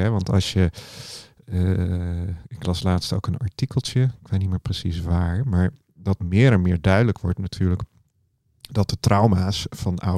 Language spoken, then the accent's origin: Dutch; Woerden, Utrecht, Netherlands; born there; Nee, nee, nee. Ik ben in Woerden geboren.